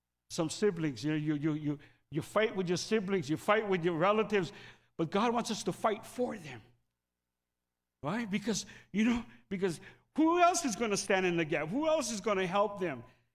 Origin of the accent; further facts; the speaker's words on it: Philippines; Sorry. I pick on the Filipinos because I'm Filipino.